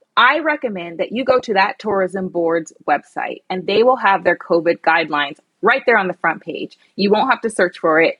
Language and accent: English; United States; also born or lived in London; being identified as the American girl.